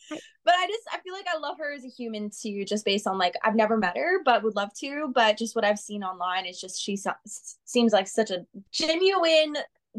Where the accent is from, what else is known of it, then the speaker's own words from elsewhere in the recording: South Florida, United States; moved away as an adult; now in Nashville, United States; South Florida, where I'm from, my hometown.